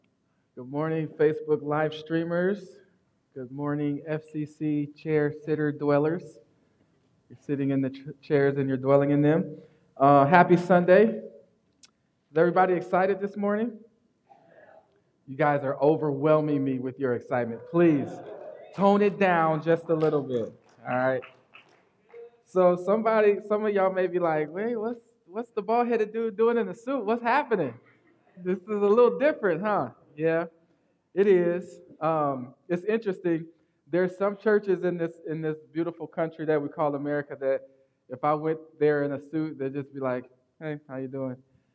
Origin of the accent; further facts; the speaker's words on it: Akron, Ohio, United States; born there; I was born in Akron, Ohio. That's why I'm an Ohio State fan.